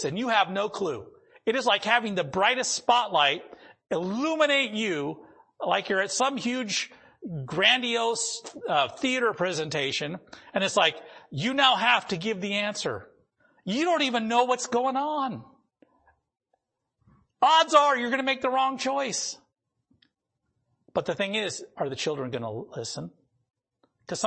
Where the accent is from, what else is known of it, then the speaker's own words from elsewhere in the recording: North Dakota, United States; moved away; where I grew up in North Dakota